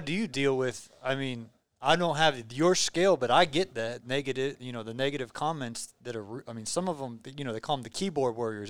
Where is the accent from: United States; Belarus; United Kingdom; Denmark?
Belarus; I'm from Belarus